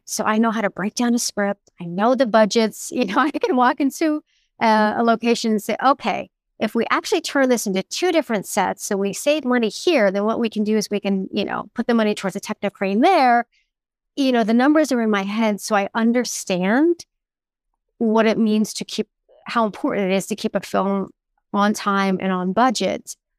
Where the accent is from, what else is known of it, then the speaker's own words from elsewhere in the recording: South Florida, United States; I was raised in South Florida